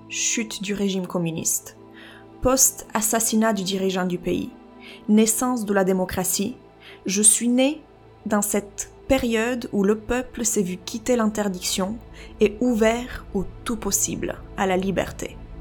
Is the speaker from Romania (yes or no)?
yes; Romania; French is a second language; moved away; ma langue natale, à mon pays, la Roumanie, et le contexte dans lequel j'y ai vécu. J'y suis née